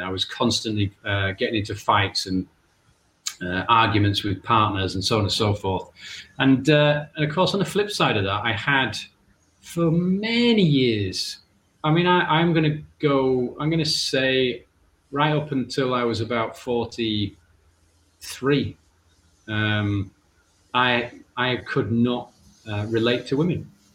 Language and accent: English; England, United Kingdom; I'm actually from England, but yeah, I do have Irish family